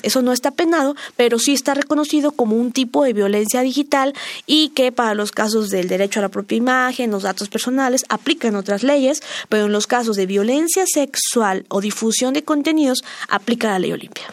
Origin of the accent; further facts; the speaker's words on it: Mexico; soy una mexicana más